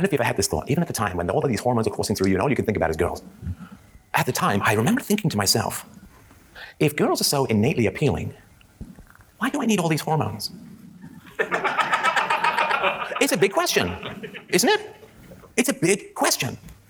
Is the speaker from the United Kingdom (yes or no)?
yes; England, United Kingdom; I grew up in England in the 70s